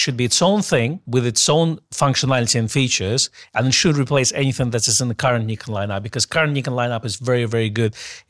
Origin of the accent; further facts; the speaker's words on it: England, United Kingdom; Because I'm English.